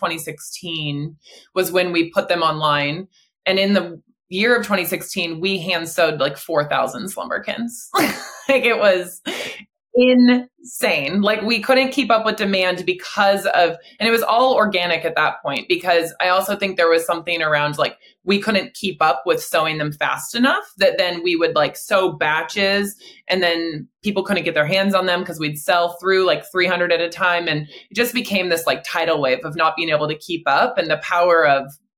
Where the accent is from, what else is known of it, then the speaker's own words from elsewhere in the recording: Portland, Oregon, United States; we're from the Pacific Northwest in the Portland, Oregon area